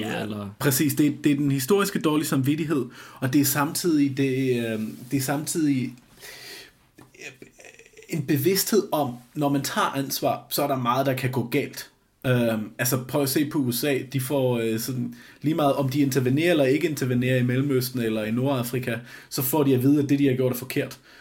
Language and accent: Danish; Flensburg, Schleswig-Holstein, Germany; now in Denmark; jeg er født og opvokset i Flensborg lige syd for grænsen